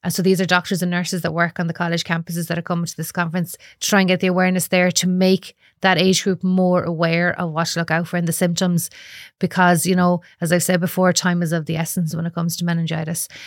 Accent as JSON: {"language": "English", "town": "Galway", "region": "Connacht", "country": "Ireland", "said": "I'm from Galway"}